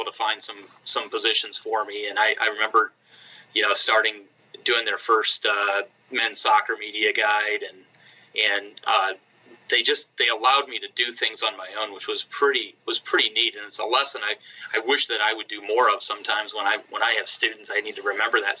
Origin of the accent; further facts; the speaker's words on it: Northwest Ohio, United States; when I grew up in Northwest Ohio, so as a child